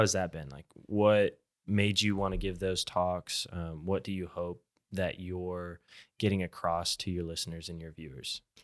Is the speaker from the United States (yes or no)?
yes; Tulsa, Oklahoma, United States; I'm from Tulsa